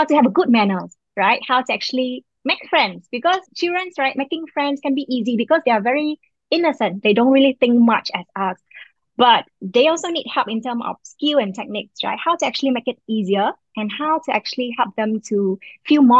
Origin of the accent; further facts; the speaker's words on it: Vietnam; moved away as an adult; now in Singapore; I was from Vietnam, but I've been living in Singapore for the last 18 years, and I've now become Singaporean